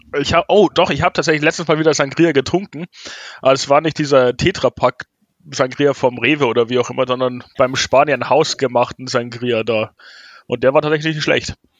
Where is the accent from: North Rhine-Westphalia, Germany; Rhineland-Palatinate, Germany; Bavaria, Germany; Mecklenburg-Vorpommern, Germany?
Bavaria, Germany; Munich; wir als Münchner und Münchner Brauerei